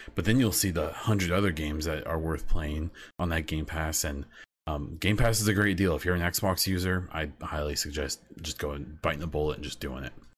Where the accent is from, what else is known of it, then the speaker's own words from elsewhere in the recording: Midwest, United States; I'm from the Midwest in the United States.